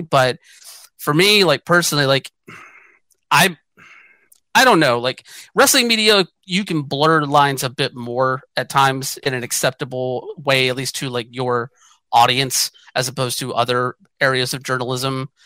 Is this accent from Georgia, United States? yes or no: yes; Georgia, United States; moved away as an adult; also born or lived in Atlanta, Georgia; now in western United States; I grew up in Georgia. I left Georgia partially because of the Georgia summers.